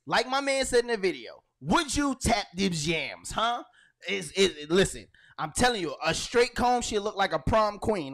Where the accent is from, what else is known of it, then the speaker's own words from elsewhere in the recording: Brooklyn, New York, United States; I'm from Brooklyn